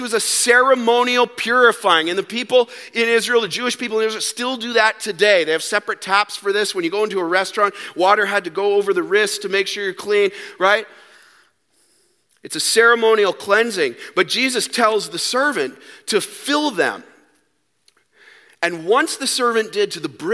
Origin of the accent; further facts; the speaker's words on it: Canada; We're Canadian